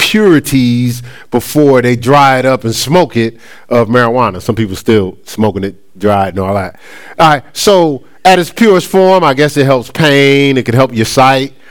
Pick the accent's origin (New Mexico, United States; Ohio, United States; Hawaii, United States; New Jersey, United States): New Jersey, United States; Newark; growing up in Newark, in Newark, New Jersey.